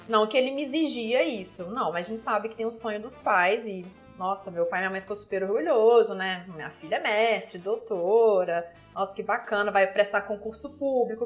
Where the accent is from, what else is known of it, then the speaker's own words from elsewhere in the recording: Viçosa, Minas Gerais, Brazil; accent: mineiro; now in São Paulo, Brazil; eu sou de Viçosa, Minas Gerais, né? sou mineira, nascida e criada